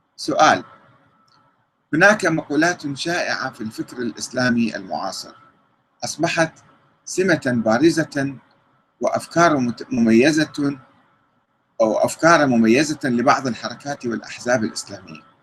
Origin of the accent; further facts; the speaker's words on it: Iraq; كنا نعمل كعراقيين